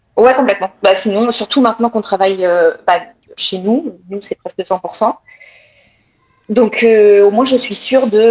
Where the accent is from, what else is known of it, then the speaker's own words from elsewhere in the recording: France; accent: French; now in Quebec, Canada; avec mon accent, ils entendent tout de suite que je viens de France